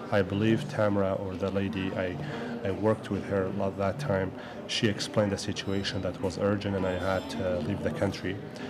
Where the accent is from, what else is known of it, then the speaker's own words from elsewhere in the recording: Kurdistan Region, Iraq; English is a second language; moved away as an adult; also born or lived in Nashville, Tennessee / Murray, Kentucky; now in Chicago, United States; Well, I am originally from Kurdistan of Iraq. That's north of Iraq. It's a region. Mm-hmm. I am from there, and I came to this country as a student.